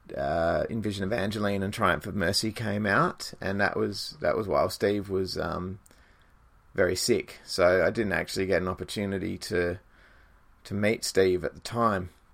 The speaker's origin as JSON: {"language": "English", "country": "Australia", "said": "ourselves being an Australian band"}